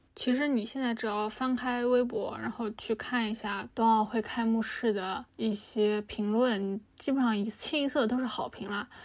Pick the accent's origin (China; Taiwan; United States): China; 我们中国人忙忙碌碌的一整年